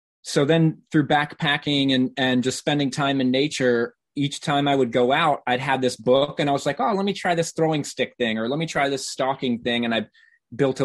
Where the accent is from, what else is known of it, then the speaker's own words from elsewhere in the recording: Norfolk, Virginia, United States; now in Chicago, United States; I grew up in Virginia, in Southern Virginia, in Norfolk.